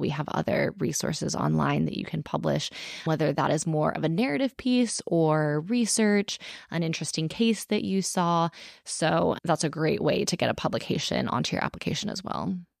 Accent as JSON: {"language": "English", "region": "Texas", "country": "United States", "tie": "born or raised there", "said": "Austin, Texas, in my home state"}